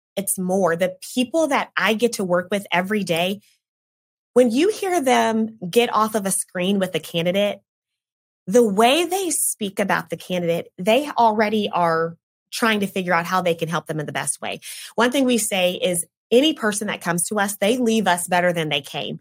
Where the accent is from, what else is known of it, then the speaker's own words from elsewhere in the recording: Oklahoma City, Oklahoma, United States; moved away as an adult; now in Tulsa, United States; I grew up in the Oklahoma City area and then I came here